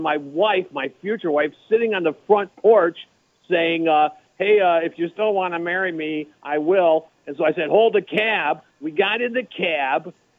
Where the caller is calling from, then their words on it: Detroit, Michigan, United States; I am calling you from Detroit